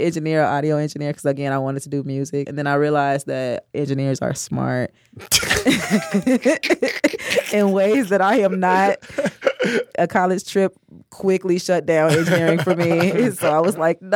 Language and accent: English; Chicago, Illinois, United States; On the west side. I grew up in North Lawndale